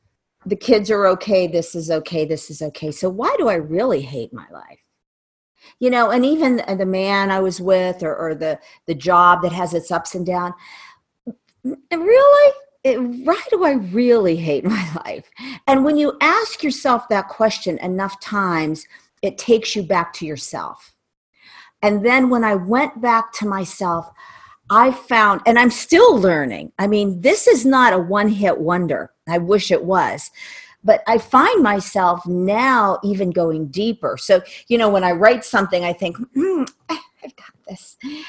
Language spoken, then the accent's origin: English; Ohio, United States; born there; I know why I was born in Ohio.